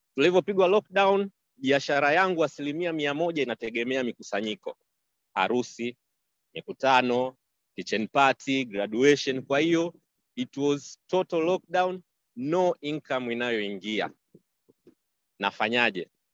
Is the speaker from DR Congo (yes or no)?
no; Tanzania; nilikuwa na naishi kama mtanzania mwingine